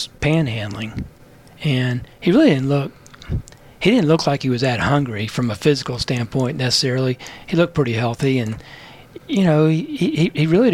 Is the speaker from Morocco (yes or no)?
no; Bowie, Maryland, United States; moved away; I grew up in Maryland, and my dad was called to the Washington, D.C. area back in 1964. I was just 4 years old.